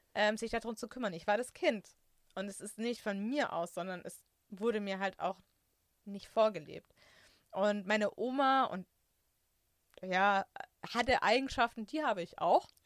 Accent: Swabia, Germany; moved away; also born or lived in Franconia; ich bin Schwabe

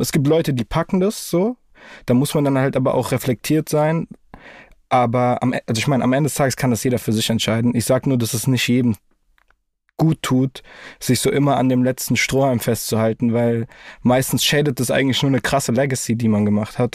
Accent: Frankfurt, Hesse, Germany; ich bin froh, dass ich in dieser Stadt aufgewachsen bin

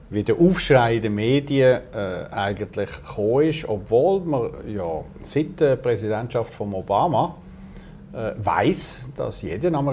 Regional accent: Switzerland; als Europäer und dann erst recht als Schweizer, sollte okay.

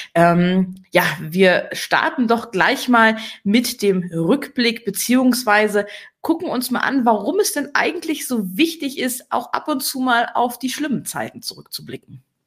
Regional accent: Berlin, Germany; now in Rhineland, Germany; Ich als Berlinerin

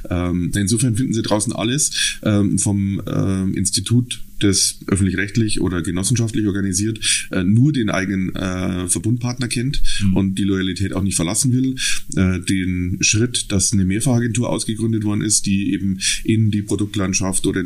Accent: Munich, Bavaria, Germany; also ich komme ähm, aus dem Süden Münchens, da ähm, bin ich seit vielen, vielen Jahr, Jahren zu Hause, habe dort auch meinen Beruf gelernt, Bankkaufmann

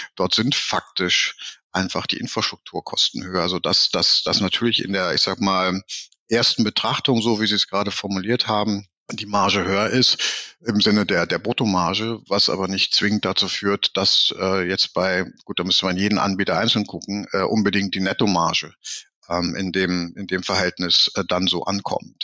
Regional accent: Berlin, Germany; also born or lived in Hamburg; Ich bin ja auch Berliner

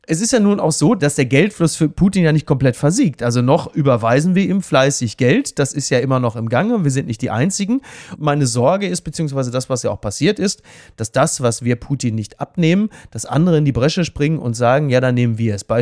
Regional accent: Henrichenburg, North Rhine-Westphalia, Germany; Bei mir in meiner Hausbank in Henrichenburg, wo ich herkomme auf meinem Dorf, wurde der Geldautomat gesprengt und meine Hausbank überfallen.

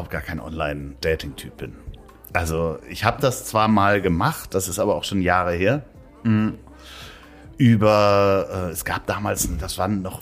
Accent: Hamburg, Germany; das war spannenderweise in meiner Heimatstadt in Hamburg hat das so gar nicht richtig funktioniert.

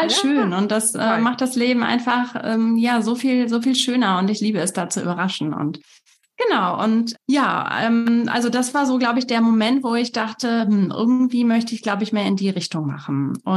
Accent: Essen, North Rhine-Westphalia, Germany; moved away as an adult; now in Mönkeberg, Germany; bin eigentlich aufgewachsen in Nordrhein-Westfalen, bin in Essen geboren, habe an der Ruhr-Uni Bochum studiert und bin vor sechs Jahren so auf meinem Weg der eigenen Persönlichkeitsentwicklung von ähm, NRW nach Schleswig-Holstein gegangen

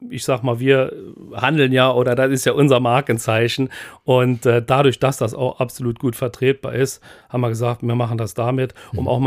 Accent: Pluwig, Rhineland-Palatinate, Germany; born there; Ja, Pluwig, genau.

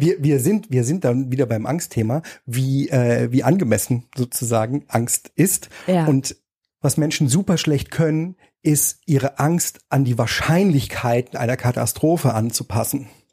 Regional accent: Erfurt, Thuringia, Germany; in der Platte in Erfurt gab es Flure mit vielen Nachbarn

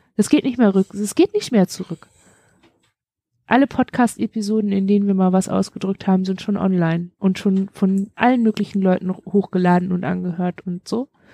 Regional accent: Germany; wir sind beide in einem, beide alle in einem Land geboren, das es heute nicht

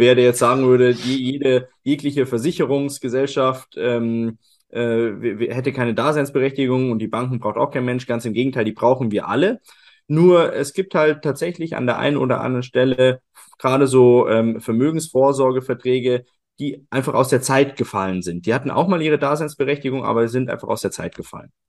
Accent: Germany; bei uns in, in Deutschland

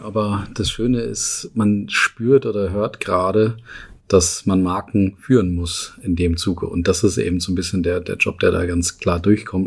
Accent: Northern Germany, Germany; Also bei uns in Norddeutschland, wo ich herkomme

